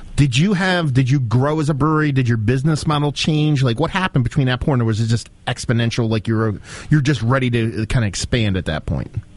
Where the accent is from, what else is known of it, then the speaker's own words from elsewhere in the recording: northeastern Pennsylvania, United States; also born or lived in New Jersey; I grew up in northeastern PA, so I'm, I'm pretty much dead center between New York and Philly